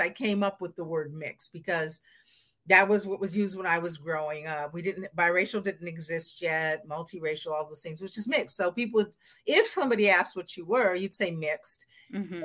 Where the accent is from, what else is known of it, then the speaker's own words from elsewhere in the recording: Seattle, Washington, United States; grew up in Seattle.